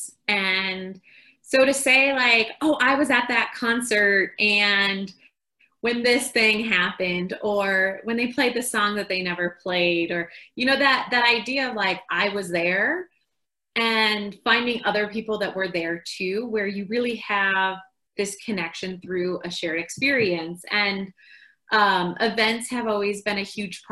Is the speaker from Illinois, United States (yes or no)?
yes; Chicago, Illinois, United States; moved away as an adult; also born or lived in San Diego / Peru; now in Colorado, United States; I grew up in Chicago